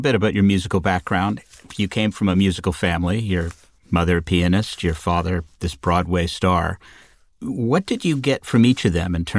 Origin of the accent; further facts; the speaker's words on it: Southern Ontario, Canada; I grew up in Southern Ontario